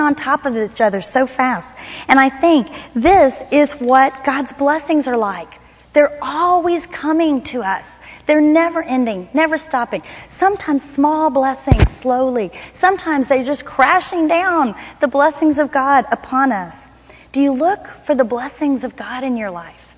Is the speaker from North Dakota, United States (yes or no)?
no; Miami, Florida, United States; moved away; I grew up in Miami, Florida